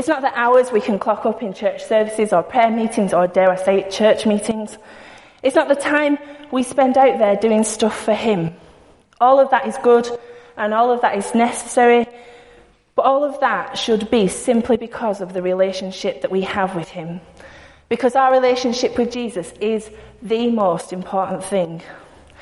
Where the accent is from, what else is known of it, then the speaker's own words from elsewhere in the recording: Bacup, North West England, United Kingdom; I don't say the word dude. I'm from Bacup. That doesn't happen. We don't say dude